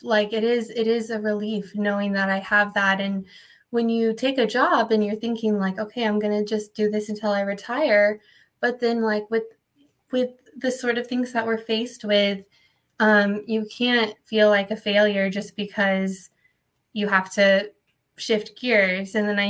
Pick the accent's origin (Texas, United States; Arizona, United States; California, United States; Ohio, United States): Texas, United States; San Antonio; now in Austin, United States; I'm from San Antonio, and that's where I grew up, and that's where my family still is.